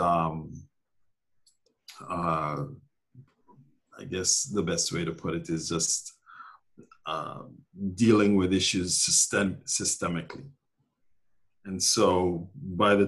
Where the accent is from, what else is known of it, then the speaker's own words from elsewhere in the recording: Jamaica; moved away as an adult; also born or lived in Glasgow, Scotland / Minneapolis, Minnesota / Massachusetts; now in New York City, United States; So most of my adolescent years, all of my adolescent years, I grew up in Jamaica